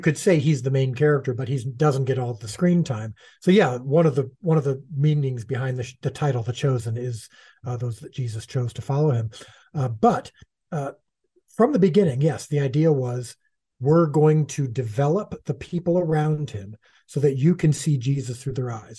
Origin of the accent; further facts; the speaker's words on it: United States; as an American Gentile